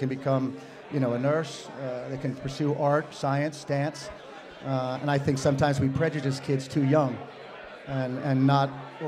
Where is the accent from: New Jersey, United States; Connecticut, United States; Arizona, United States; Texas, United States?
Connecticut, United States; also born or lived in New Hampshire; I grew up in Connecticut